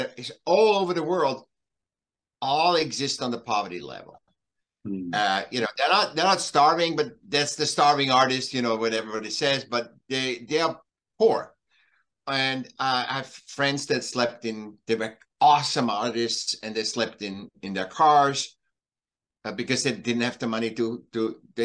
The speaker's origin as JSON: {"language": "English", "region": "Vienna", "country": "Austria", "moved": "yes", "said": "I'm from Vienna, originally born in Vienna, in Austria, okay. Europe, and then I came here"}